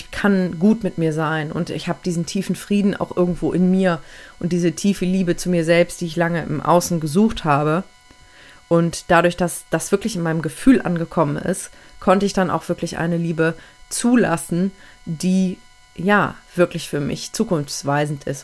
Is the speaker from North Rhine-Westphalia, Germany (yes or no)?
yes; Aachen, North Rhine-Westphalia, Germany; moved away; Und dann bin ich einige Monate später sogar weggezogen, habe meine Heimat verlassen, weil meine Partnerin über 700 Kilometer von meiner Heimatstadt Aachen entfernt wohnt.